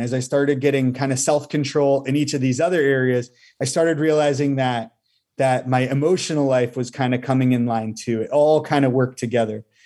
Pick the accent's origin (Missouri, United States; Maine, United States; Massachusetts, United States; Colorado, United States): Massachusetts, United States; moved away as an adult; now in Bolivia; I actually was born and raised in Massachusetts.